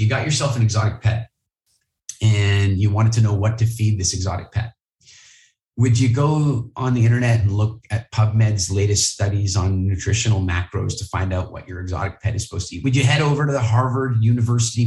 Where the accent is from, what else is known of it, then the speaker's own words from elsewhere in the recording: Halifax, Nova Scotia, Canada; I grew up in Halifax, Nova Scotia